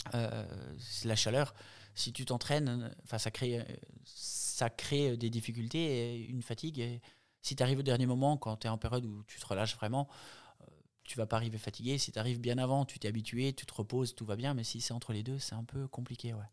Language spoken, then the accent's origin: French; Jura, Bourgogne-Franche-Comté, France; moved away as an adult; also born or lived in Nice; now in Embrun, France; je suis originaire du Jura